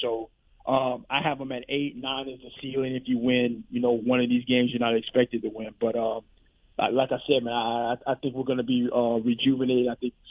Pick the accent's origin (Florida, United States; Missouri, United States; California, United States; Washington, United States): Missouri, United States; So, I'm from Missouri, man. I got to see it.